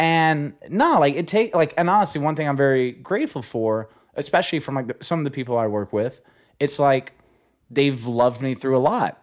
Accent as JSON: {"language": "English", "town": "Hope", "region": "Arkansas", "country": "United States", "tie": "born or raised there", "moved": "as an adult", "lives_now": "Los Angeles, United States", "said": "I'm from a small town called Hope"}